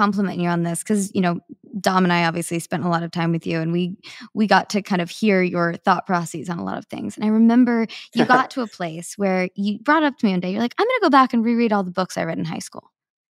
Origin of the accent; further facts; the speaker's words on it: Kansas City, Missouri, United States; I would love that. I grew up in Kansas City. Chicago is my favorite city in the U.S. to eat in.